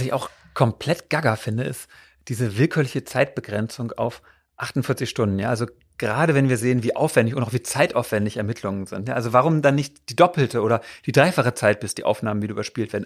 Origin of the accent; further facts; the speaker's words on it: Berlin, Germany; Das sind wir als Berliner ja gewohnt